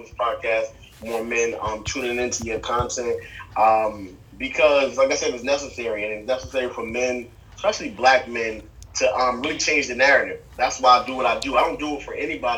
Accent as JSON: {"language": "English", "region": "New Jersey", "country": "United States", "said": "I'm from Jersey"}